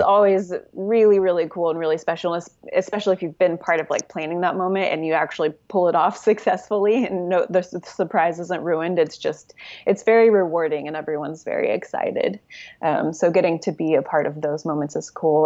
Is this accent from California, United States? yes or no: no; Oklahoma City, Oklahoma, United States; moved away as an adult; now in Los Angeles, United States; I am from Oklahoma City. Uh, I lived there most of my life